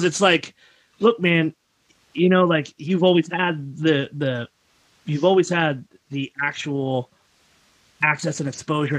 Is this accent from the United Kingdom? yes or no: no; Frankfurt, Hesse, Germany; Now, I grew, as I said, I grew up in Frankfurt